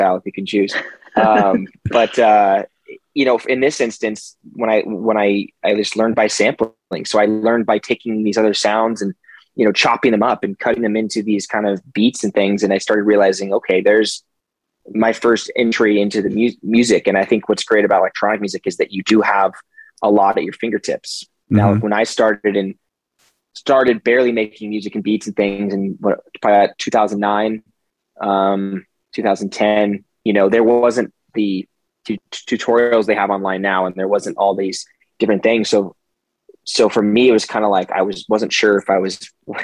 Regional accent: Park City, Utah, United States; moved away as an adult; also born or lived in Manhattan, New York / California; I was born in Manhattan in New York, and then we moved, my family moved to Park City, Utah, which is like a ski town in the mountains in Utah. Mm-hmm. It's pretty nice. Nice place to grow up

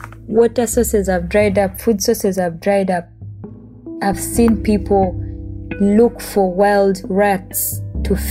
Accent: Eastern Region, Uganda; I'm a climate activist from Uganda.

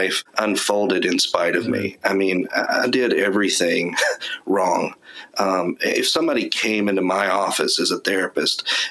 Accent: East Texas, United States; I grew up in East Texas

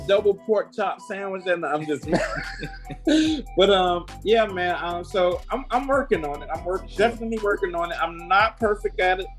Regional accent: the South, United States; that was a thing that I learned from growing up in the South, being hospitable.

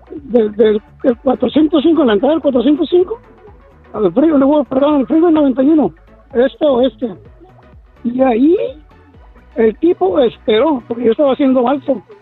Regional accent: Mexicali, Baja California, Mexico; also born or lived in Ensenada; yo sí eh, me, me crié de paso me crié en Mexicali

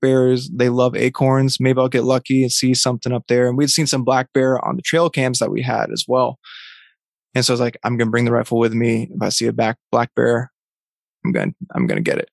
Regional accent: Vermont, United States; where I grew up in Vermont

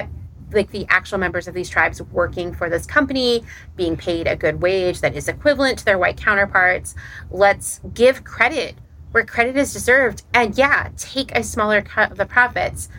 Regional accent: East Coast, United States; moved away as an adult; also born or lived in Portland, Oregon; I'm from the East Coast

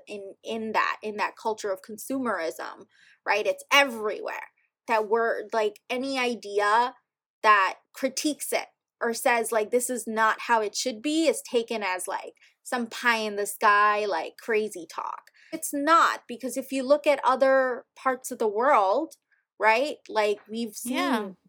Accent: New York City, New York, United States; English is a second language; growing up here

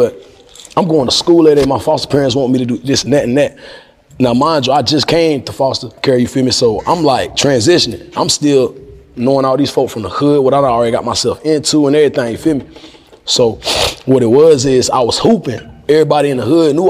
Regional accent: North Carolina, United States; I'm from North Carolina

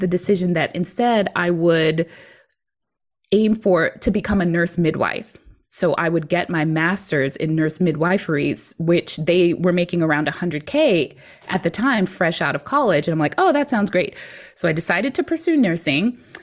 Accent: New York City, New York, United States; moved away as an adult; also born or lived in Virginia; I grew up in New York City, so I was used to just taking the train everywhere

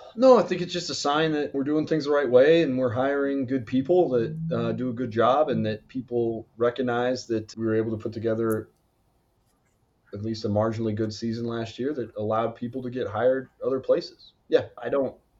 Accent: Red Rocks, Colorado, United States; now in Norfolk, United States; my hometown is where Red Rocks is

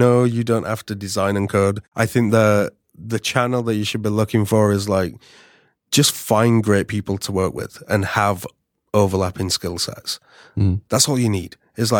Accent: Yorkshire and the Humber, United Kingdom; So I'm from the UK. Mm-hmm. 4 hours north from London. It's not London. Don't say it's London. It's hours north.

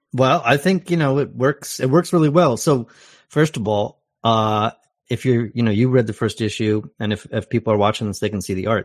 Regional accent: Canton, Ohio, United States; also born or lived in Portland, Oregon; now in Canada; I'm from Canton, Ohio, originally

